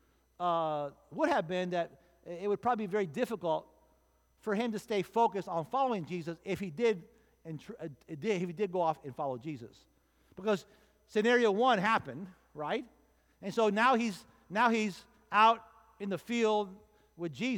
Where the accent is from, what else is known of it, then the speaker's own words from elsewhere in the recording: Miami, Florida, United States; I was born and raised in Miami